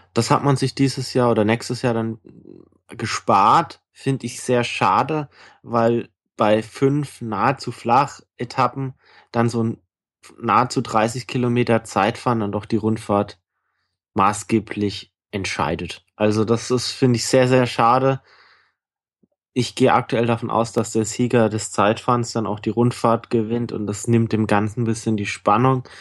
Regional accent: Bayreuth, Bavaria, Germany; moved away; meiner alten Heimat Bayreuth

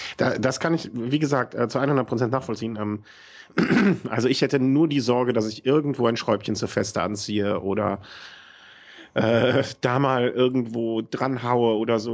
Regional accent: between Düsseldorf and Cologne, North Rhine-Westphalia, Germany; ich bin quasi so an der Grenze von beidem groß geworden

